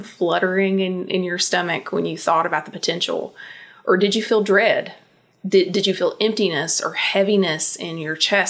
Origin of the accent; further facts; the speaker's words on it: Eastern Kentucky, United States; I grew up in Eastern Kentucky